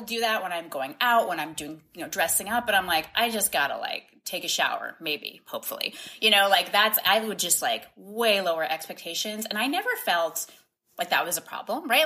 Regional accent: Boston, Massachusetts, United States; now in Washington, D.C., United States; I grew up in Boston

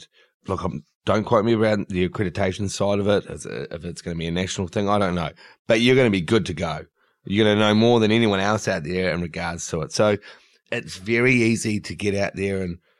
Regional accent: New Zealand; now in Sydney, Australia; I'm actually from New Zealand

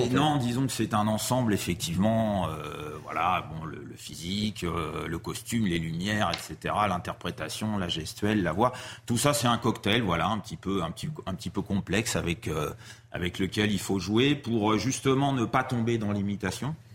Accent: Paris, Île-de-France, France; c'est l'avantage d'habiter à Paris, puis bon, moi je suis un petit Parisien.

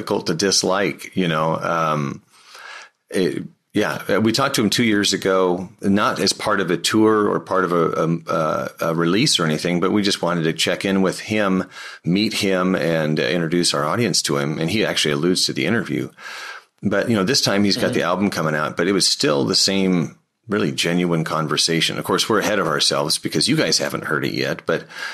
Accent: United States; also born or lived in Portland, Oregon; we Americans

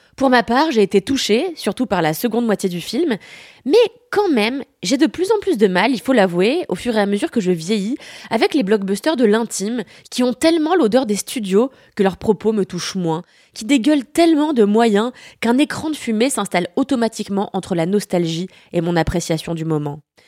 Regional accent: France; also born or lived in Paris

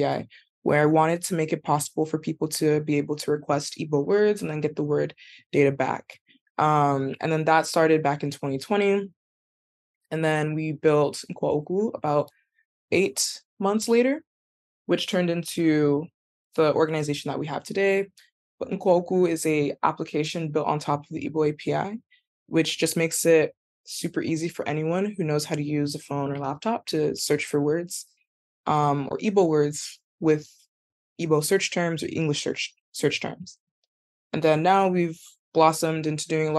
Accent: California, United States; I grew up in California

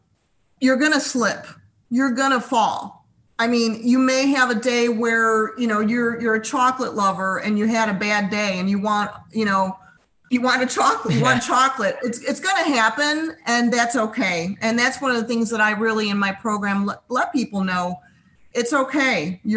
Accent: Chicago, Illinois, United States; we came from the Chicago area.

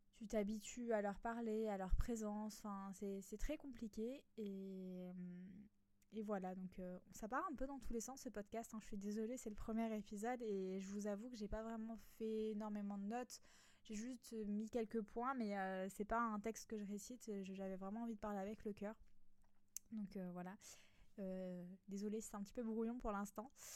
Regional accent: a small village in Alsace, Grand Est, France; moved away as an adult; now in Nice, France; moi qui étais euh, un petit village en Alsace, je suis venue habiter à Nice, donc dans le sud de la France.

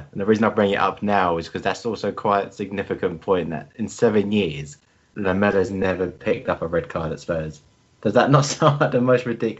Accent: Chesham, South East England, United Kingdom; I grew up in Chesham, and for the listener that doesn't know, that was where Tottenham used to have their training ground way back when.

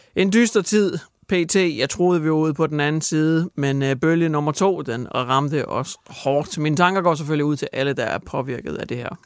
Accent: Hjørring, North Denmark Region, Denmark; min hjemby

